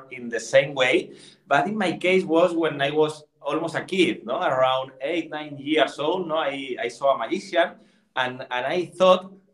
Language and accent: English; Madrid, Community of Madrid, Spain; English is a second language; I am from Spain